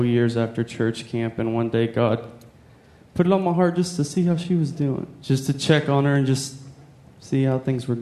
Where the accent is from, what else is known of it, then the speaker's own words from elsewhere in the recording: Texas, United States; moved away as an adult; now in Nashville, United States; I'm from Texas as well